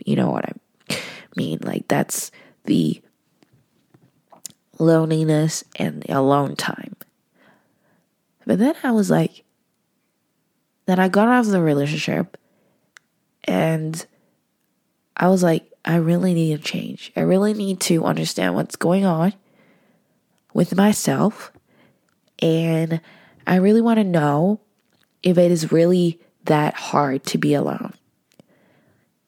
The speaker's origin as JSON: {"language": "English", "country": "Hong Kong", "moved": "as an adult", "lives_now": "Vancouver, Canada", "said": "I wasn't originally from Vancouver. I was from Hong Kong. So I have to study abroad. And I went to UBC."}